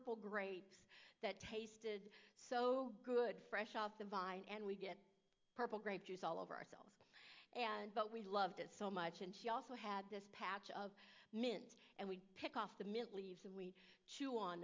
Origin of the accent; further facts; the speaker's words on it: Fort Wayne, Indiana, United States; I was a city girl. I grew up in Fort Wayne, Indiana